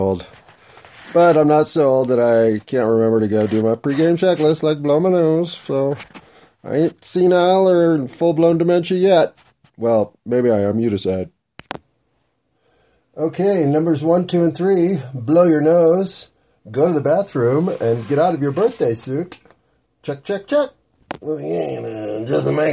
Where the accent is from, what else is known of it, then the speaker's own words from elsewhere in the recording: United States; I'm an American